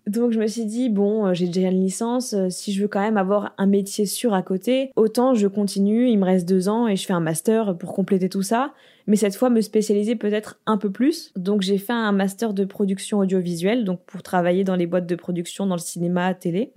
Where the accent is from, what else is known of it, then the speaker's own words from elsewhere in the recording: France; moved away as an adult; now in Los Angeles, United States; je suis née en France, j'habite aux États-Unis